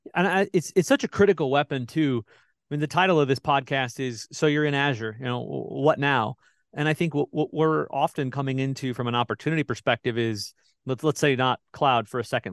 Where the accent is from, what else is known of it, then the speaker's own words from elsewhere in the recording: Midwest, United States; I grew up in the Midwest.